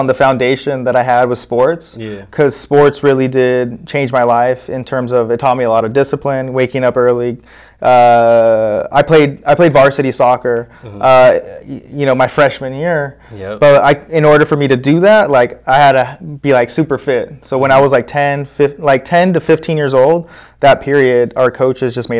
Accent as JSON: {"language": "English", "town": "Palm Springs", "region": "California", "country": "United States", "tie": "born or raised there", "said": "I was born in Palm Springs"}